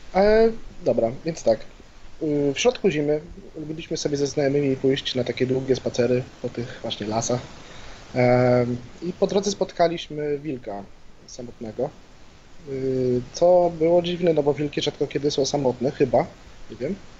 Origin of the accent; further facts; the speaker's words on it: Białystok, Podlaskie Voivodeship, Poland; jestem z Białego Stoku